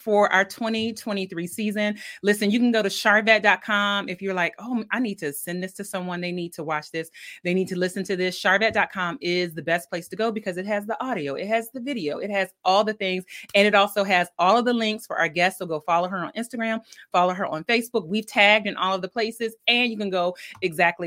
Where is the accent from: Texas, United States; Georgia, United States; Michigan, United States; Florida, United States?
Georgia, United States; Milledgeville; I'm from Georgia. I was born in Milledgeville, Georgia.